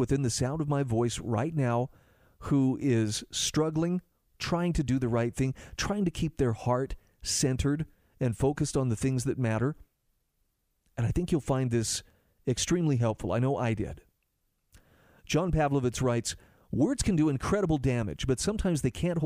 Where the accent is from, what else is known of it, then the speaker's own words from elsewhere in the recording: Utah, United States; my home state of Utah